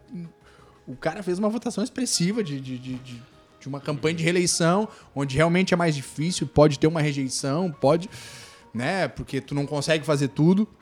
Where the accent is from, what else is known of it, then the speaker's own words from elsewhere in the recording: Torres, Rio Grande do Sul, Brazil; also born or lived in Porto Alegre / Spain; sou nascido em Torres aí. É nativo da terra.